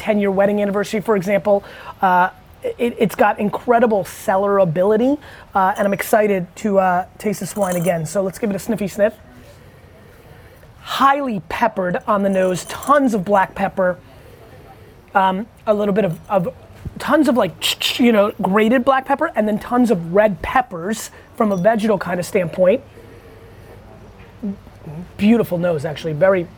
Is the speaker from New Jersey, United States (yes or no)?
yes; Edison, New Jersey, United States; I grew up in Edison, New Jersey